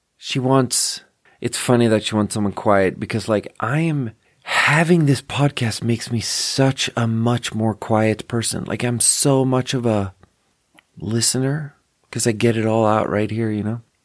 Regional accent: Skåne, Sweden; English is a second language; now in Nevada County, United States; I'm from Skåne.

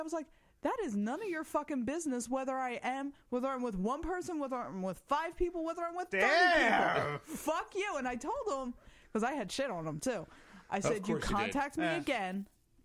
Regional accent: Ireland; as an Irish woman

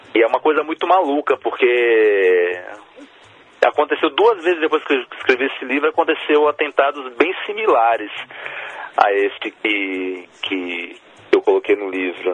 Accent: Brazil; Eu sou brasileiro, por isso, é, mas sou de origem chilena

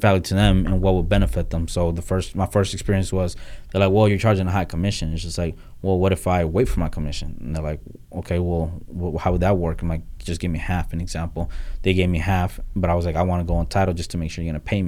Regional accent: Honduras; moved away; I come from a third world country. I was born in Honduras

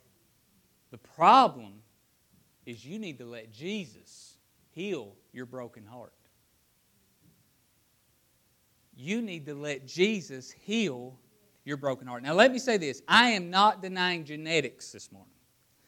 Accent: Appalachia, United States; growing up in Appalachia where poverty is written on most people's hearts

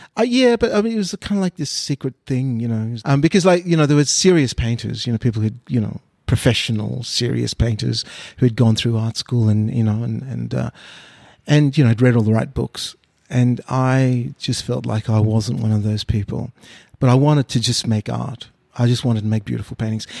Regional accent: Australia; also born or lived in Mauritius; now in Sydney, Australia; I was born in Mauritius. Uh, I uh, came to Australia in 1971 when I was six years old

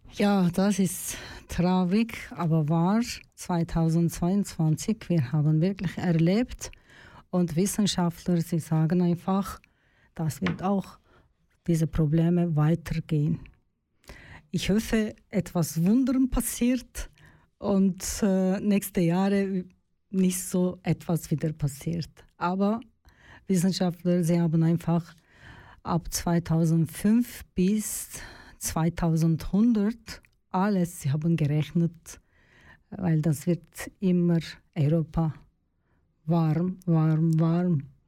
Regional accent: Turkey; German is a second language; moved away as an adult; now in Switzerland; in meinem Heimatland in der Türkei

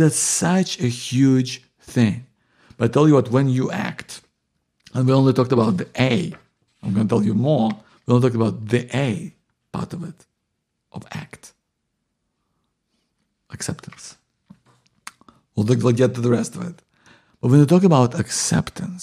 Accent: Ukraine; moved away; I'm originally from Ukraine

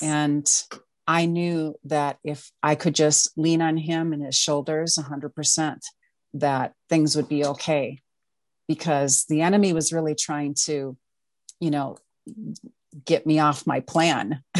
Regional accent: Wisconsin, United States; now in Minneapolis, United States; I'm originally from Wisconsin.

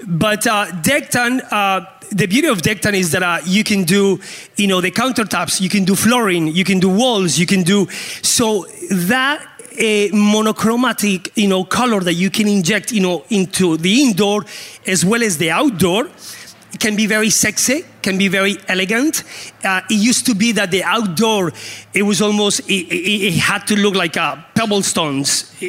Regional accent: Canada; now in Colombia; Because as a Canadian, I love the cold weather, you know, so we can switch. I'll make sure you get a good welcome in Colombia.

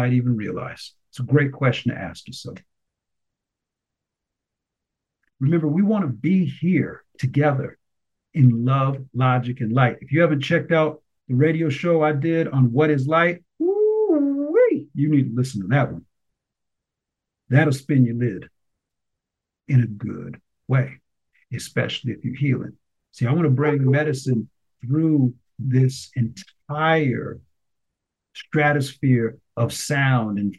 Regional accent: United States

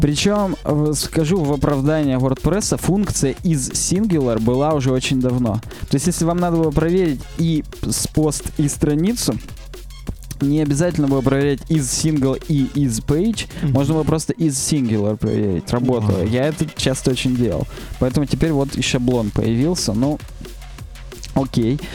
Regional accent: Chelyabinsk, Chelyabinsk Oblast, Russia; у нас в Челябинске много очень красивых мест, причём прямо в Челябинске.

